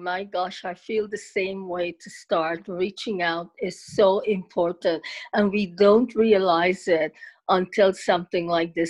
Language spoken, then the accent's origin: English; Guyana; also born or lived in Toronto, Canada; now in Canada; So I'm originally from Guyana, formerly British Guyana, South America.